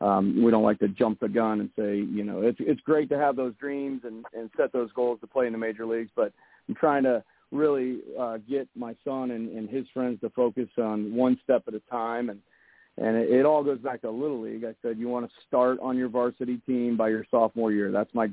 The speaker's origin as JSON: {"language": "English", "town": "St. Louis", "region": "Missouri", "country": "United States", "said": "I come from St. Louis, so I'm coming from a really big city. So when I moved here, I was kind of shocked"}